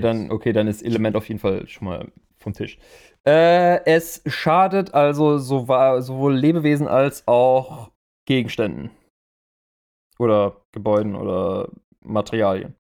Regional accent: Germany; hier bei uns in Deutschland

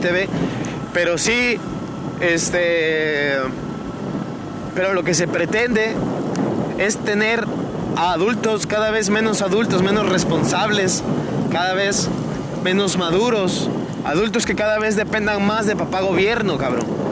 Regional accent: Mexico; en mi país

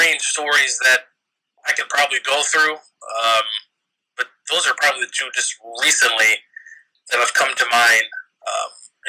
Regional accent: New York, United States; moved away; also born or lived in Florida; I'm actually from New York, but I moved to Florida, lived there for many, many years

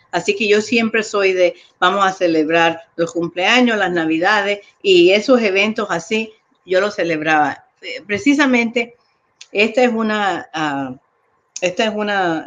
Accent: New York, United States; moved away as an adult; also born or lived in Colombia; now in Chicago, United States; me crié en Nueva York, llegué ahí a los seis años

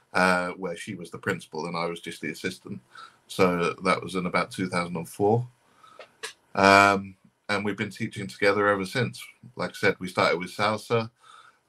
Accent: London, United Kingdom; from London in the UK

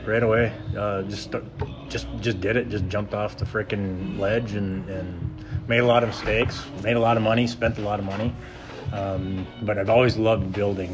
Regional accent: Bemidji, Minnesota, United States; moved away; I'm from Bemidji, Minnesota

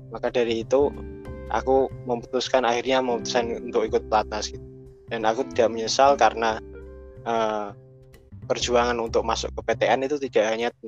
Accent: Central Java, Indonesia; cara ngomong mereka pun itu berbeda dengan saya yang berasal dari Rembang atau Pati dan sekitarnya

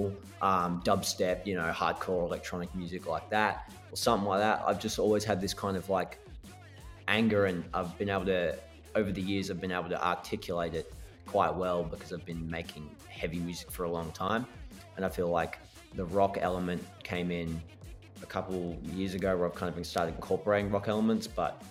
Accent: Australia; now in Melbourne, Australia; Being Aussie

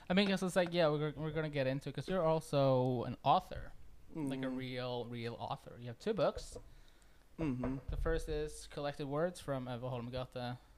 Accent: Milwaukee, Wisconsin, United States; moved away as an adult; now in Stavanger, Norway; Uh, from I'm from originally from Milwaukee, Wisconsin. Yeah, we've been here for a while now.

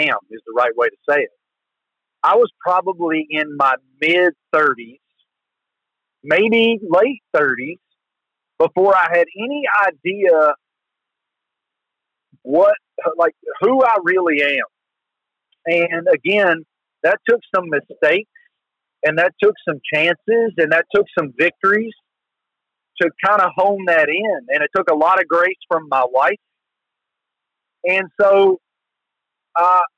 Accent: the South, United States; accent: Southern

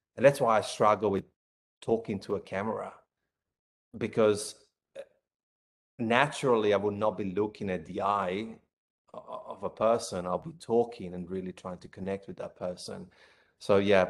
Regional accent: Italy; moved away as an adult; now in Australia; I'm from Italy

